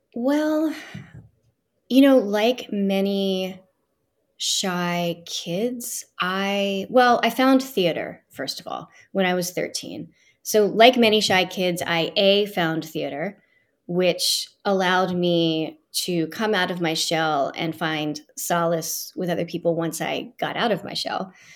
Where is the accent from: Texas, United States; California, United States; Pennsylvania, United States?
Pennsylvania, United States; Philadelphia; I grew up in Northeast Philadelphia